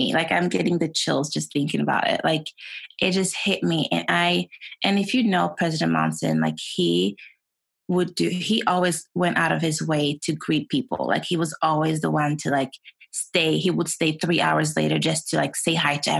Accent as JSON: {"language": "English", "country": "Sweden", "tie": "born or raised there", "also_born_or_lived": "Utah, United States", "second_language": "English", "moved": "as an adult", "lives_now": "United States", "said": "I was born and raised in Sweden. And I came to the States 12 years ago."}